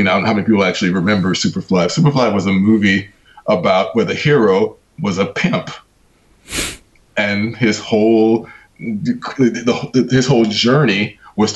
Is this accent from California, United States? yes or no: yes; Los Angeles, California, United States; moved away as an adult; now in United Kingdom; I grew up in the heart of South Central. I grew up on 92nd and Figueroa